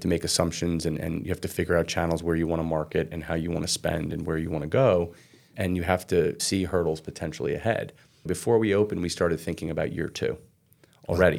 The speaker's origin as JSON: {"language": "English", "town": "Red Bank", "region": "New Jersey", "country": "United States", "tie": "born or raised there", "said": "I grew up in Red Bank, south of Red Bank."}